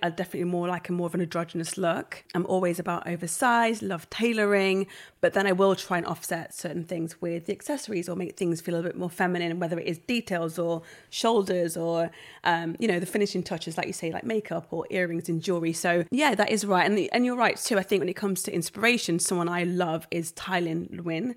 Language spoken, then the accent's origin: English; Nottingham, East Midlands, United Kingdom; moved away as an adult; back to Nottingham, my hometown